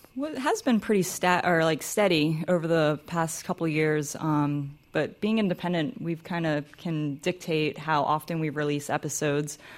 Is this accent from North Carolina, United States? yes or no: yes; North Carolina, United States; growing up in North Carolina